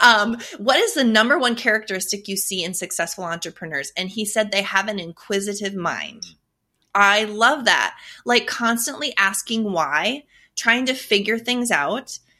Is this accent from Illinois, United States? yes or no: no; North Dakota, United States; I'm from North Dakota. That's a story in and of itself. I survived North Dakota winters for forty-plus years.